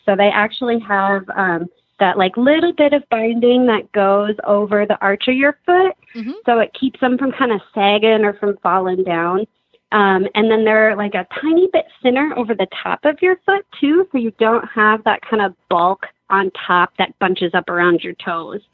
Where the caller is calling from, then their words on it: Madison, Wisconsin, United States; I am calling today from Madison, Wisconsin, and I'm a driver